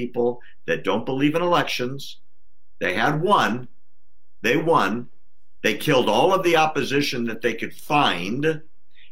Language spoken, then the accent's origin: English; United States; I'm an American